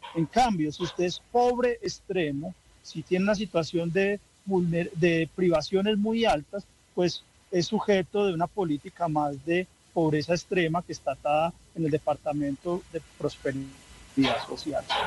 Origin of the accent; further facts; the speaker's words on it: Colombia; los colombianos